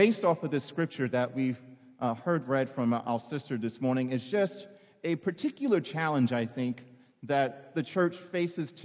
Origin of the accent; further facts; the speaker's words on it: New York City, New York, United States; I'm from the Bronx